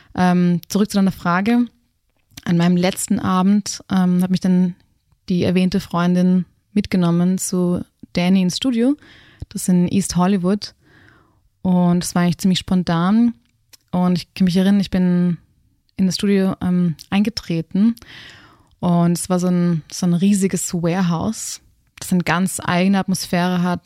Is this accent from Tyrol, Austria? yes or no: no; Graz, Styria, Austria; moved away as an adult; also born or lived in Berlin / Los Angeles; ich bin am Stadtrand von Graz aufgewachsen